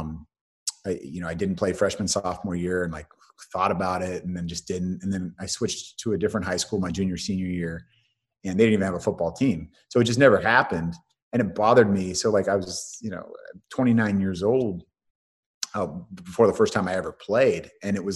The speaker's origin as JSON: {"language": "English", "area": "San Francisco Bay Area", "region": "California", "country": "United States", "tie": "born or raised there", "also_born_or_lived": "Colorado", "said": "I was raised in the Bay Area, San Francisco Bay Area"}